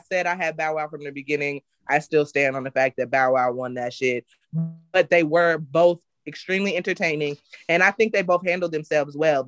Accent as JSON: {"language": "English", "region": "West Coast", "country": "United States", "moved": "yes", "said": "I'm from the West Coast"}